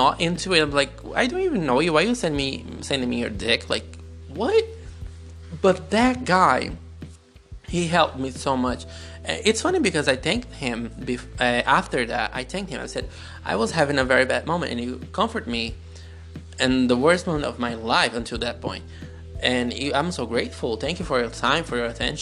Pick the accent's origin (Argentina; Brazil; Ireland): Brazil; English is a second language; also born or lived in United Kingdom; I'm Brazilian.